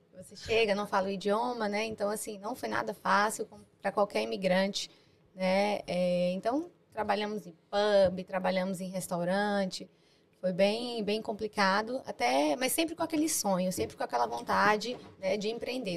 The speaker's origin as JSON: {"language": "Portuguese", "town": "Itabuna", "region": "Bahia", "country": "Brazil", "moved": "as an adult", "lives_now": "London, United Kingdom", "said": "eu vim de Itabuna, uma cidade"}